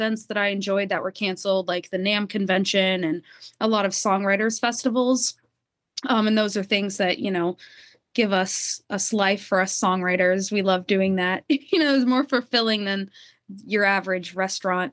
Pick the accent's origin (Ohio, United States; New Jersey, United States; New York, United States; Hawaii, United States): Ohio, United States; Greenville; also born or lived in Dayton, Ohio; now in Florida, United States; I was born in Dayton, Ohio. I grew up in Greenville, Ohio, though.